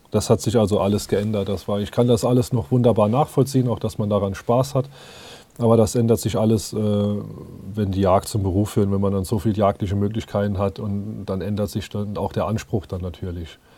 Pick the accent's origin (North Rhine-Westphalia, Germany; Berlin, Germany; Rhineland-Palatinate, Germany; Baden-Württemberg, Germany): Rhineland-Palatinate, Germany; Zweibrücken; Ich bin jetzt 34 Jahre alt. Ich komme aus Rheinland-Pfalz, aus Zweibrücken, Saarpfalzkreis.